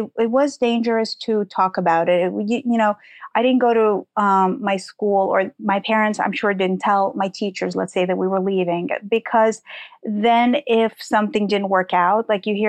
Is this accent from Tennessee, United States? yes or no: no; New York City, New York, United States; English is a second language; also born or lived in Soviet Ukraine; We arrived in Forest Hills, Queens, and that's where I spent most of my childhood